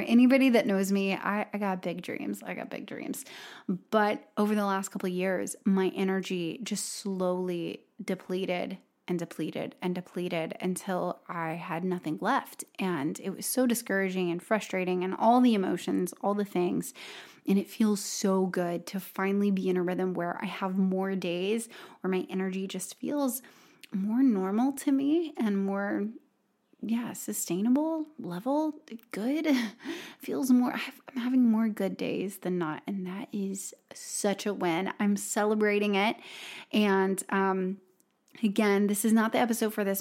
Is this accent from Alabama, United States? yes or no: yes; Robertsdale, Alabama, United States; moved away; Robertsdale, Alabama, and, uh, my hometown